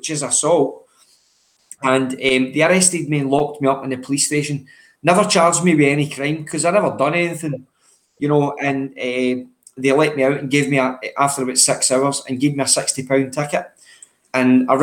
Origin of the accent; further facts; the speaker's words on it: Cumbernauld, Scotland, United Kingdom; also born or lived in Maryhill, Glasgow; So I grew up in Cumbernauld, originally born in Maryhill, but grew up in Cumbernauld